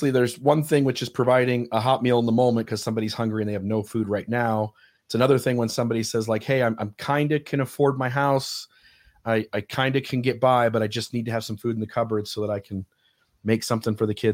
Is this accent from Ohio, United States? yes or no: yes; Ohio, United States; moved away; I came I came from Ohio, and again, the city I was talking about that I lived in, you could buy a house literally.